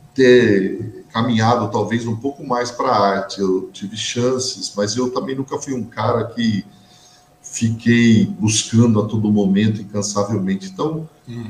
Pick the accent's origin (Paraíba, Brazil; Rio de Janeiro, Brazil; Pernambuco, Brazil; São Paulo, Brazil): São Paulo, Brazil; Suzano; eu nasci em Suzano